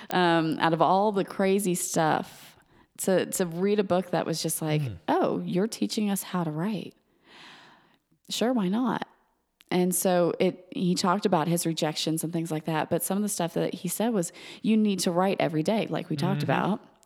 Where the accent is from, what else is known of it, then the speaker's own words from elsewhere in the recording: Georgia, United States; You grew up in Massachusetts. I grew up in Georgia. We see things differently when you say those words.